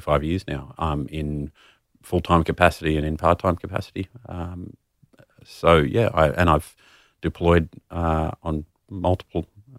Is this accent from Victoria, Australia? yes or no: no; Sydney, New South Wales, Australia; I am from Sydney originally.